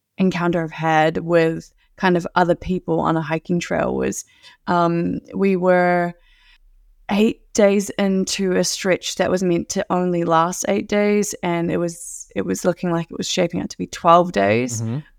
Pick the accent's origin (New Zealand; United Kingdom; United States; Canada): New Zealand; accent: Kiwi; And I was telling them, my Kiwi accent is actually much more mild compared to other Kiwis.